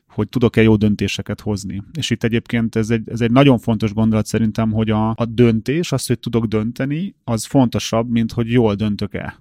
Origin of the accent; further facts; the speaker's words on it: Hungary; mi magyarok